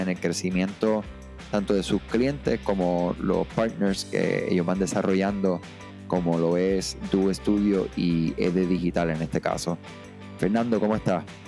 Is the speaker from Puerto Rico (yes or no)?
yes; Puerto Rico; yo soy de Puerto Rico